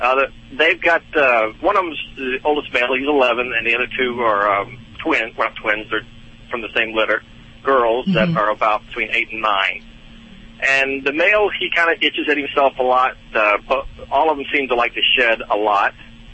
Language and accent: English; North Carolina, United States; Yeah, we're from North Carolina. We're on the way to Massachusetts.